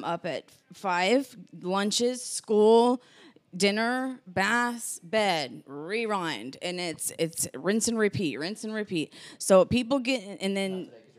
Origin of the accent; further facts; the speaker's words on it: Nevada, United States; born there; I was born in Nevada, that's dry yeah. heat.